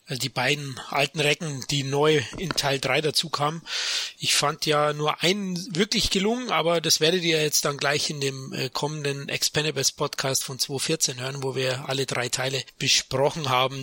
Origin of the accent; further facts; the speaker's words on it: Munich, Bavaria, Germany; accent: Bavarian; lebe in München, bin ein Münchner Kindl, also ein echter Bayer und vielleicht hört man das an meinen Rs